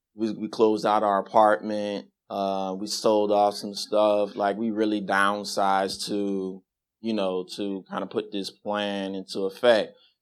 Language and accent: English; Las Vegas, Nevada, United States; moved away; I'm originally from Vegas, so put this plan together to move back to Vegas